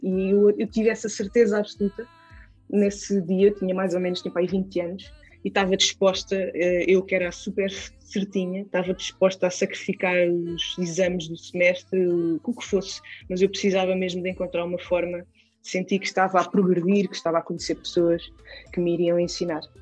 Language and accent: Portuguese; Gouveia, Centro, Portugal; moved away as an adult; also born or lived in Lisbon; foi aqui que eu cresci e sou extremamente grata por ter crescido aqui na Serra da Estrela